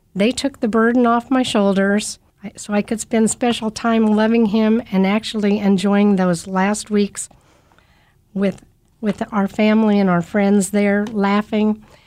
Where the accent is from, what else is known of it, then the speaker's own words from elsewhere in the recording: Kansas City, Kansas, United States; also born or lived in South Dakota; I grew up a poor kid in K C K, And I've lived my whole life in, in the Kansas City area